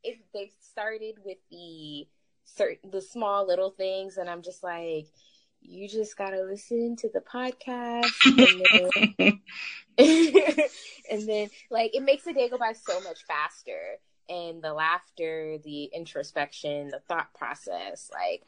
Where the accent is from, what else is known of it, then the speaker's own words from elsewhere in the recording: Stockton, California, United States; now in Sacramento, United States; I'm originally from Stockton, California